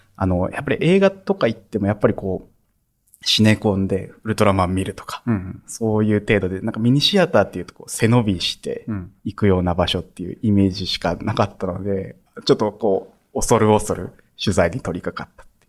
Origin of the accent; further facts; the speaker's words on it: Saitama, Japan; also born or lived in Ehime; now in Osaka, Japan; 私埼玉出身